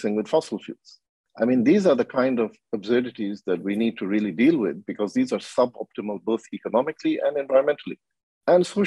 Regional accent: Kenya; I'm from Kenya.

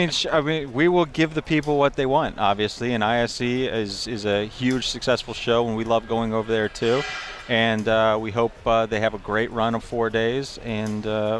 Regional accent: Chicago, Illinois, United States; born there; I mean, I I was born out in Chicago, where everyone's friendly and nice, in my opinion at least.

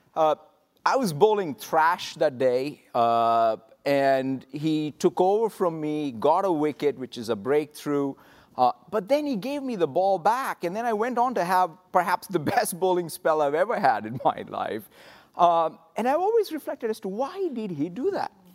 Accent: Hyderabad, Telangana, India; moved away as an adult; now in United States; growing up in Hyderabad in India in the late seventies, early eighties

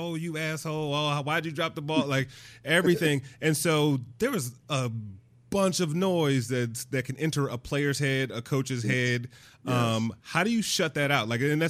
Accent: Detroit, Michigan, United States; Like when I think about the Detroit Lions, where I grew up in Detroit, and, you know, Detroit is very much a blue collar manufacturing, you know, middle America city.

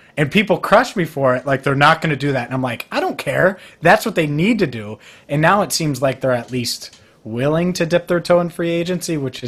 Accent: Cincinnati, Ohio, United States; I love covering a team in my hometown.

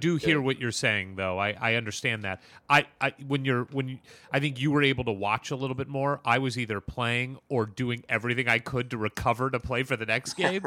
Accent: St. Louis, Missouri, United States; I grew up in St. Louis.

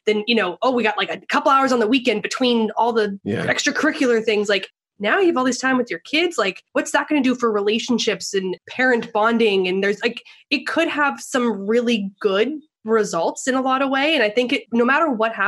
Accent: Alberta, Canada; I am originally Canadian. So born and raised, was actually in a really small town where I was born in like northern Alberta, where they have 6-foot snowdrifts by Halloween.

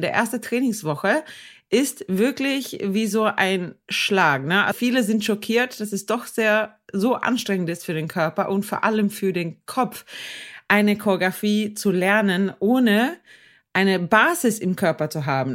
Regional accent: Sweden; ich als Schwedin

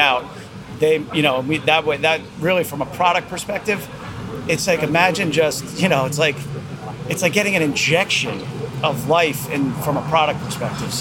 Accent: Basking Ridge, New Jersey, United States; also born or lived in Monmouth County, New Jersey; we're from Basking Ridge, went to Ridge High School

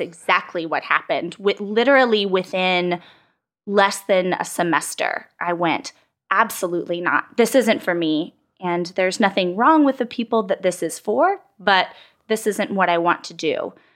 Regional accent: San Antonio, Texas, United States; moved away as an adult; also born or lived in Washington, D.C. / Austin; I grew up in San Antonio, Texas girl through and through

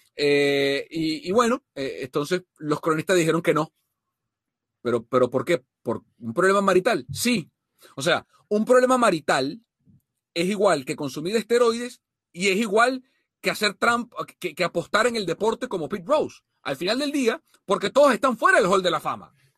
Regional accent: Venezuela; como venezolano

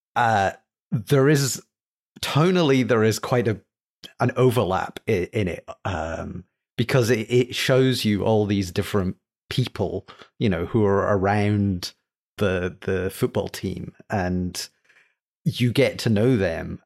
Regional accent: Scotland, United Kingdom; being British, Scottish

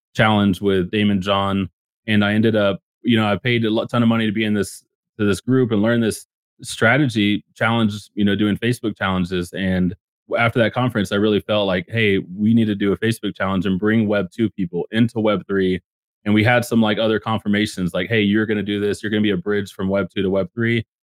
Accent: Dallas-Fort Worth area, Texas, United States; I grew up in the Dallas, Fort Worth area

